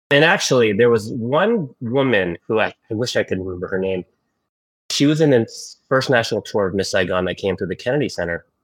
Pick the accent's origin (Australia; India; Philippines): Philippines; born there; No, I was born in the Philippines. Born in the Philippines